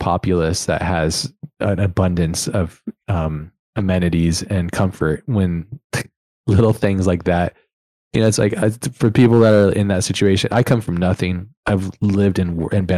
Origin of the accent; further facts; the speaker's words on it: United States; I'm American through and through